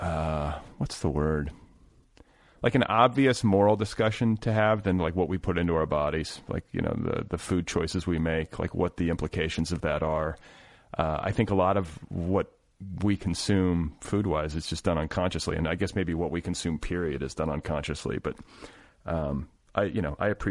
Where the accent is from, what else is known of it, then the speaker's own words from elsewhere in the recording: Midwest, United States; now in Los Angeles, United States; I'm from the Midwest and my parents are from the South